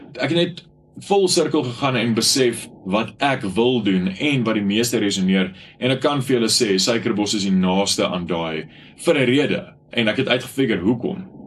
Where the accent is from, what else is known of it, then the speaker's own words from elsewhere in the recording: Bronkhorstspruit, Gauteng, South Africa; ek in Bronkhorstspruit in my tuisdorp